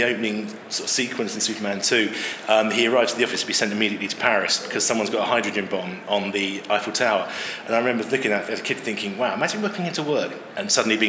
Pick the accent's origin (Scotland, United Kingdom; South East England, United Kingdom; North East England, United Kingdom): South East England, United Kingdom; Chichester; also born or lived in Yorkshire; now in London, United Kingdom; I was born in Chichester in West Sussex back in the mid-70s and found my way to London eventually